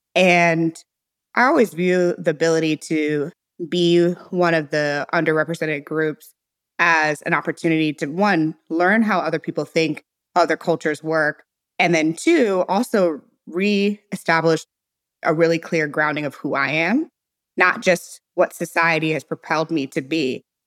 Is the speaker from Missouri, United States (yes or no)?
yes; St. Louis, Missouri, United States; moved away as an adult; also born or lived in Silicon Valley; I was born and raised in Saint Louis, Missouri